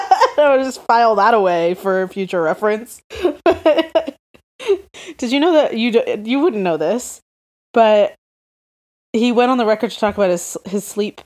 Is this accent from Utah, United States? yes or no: yes; Utah, United States; I'm from Utah.